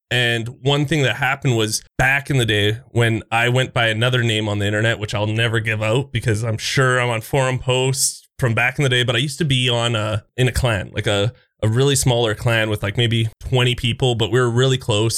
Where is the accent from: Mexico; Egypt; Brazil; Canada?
Canada; I'm that Canadian friendly guy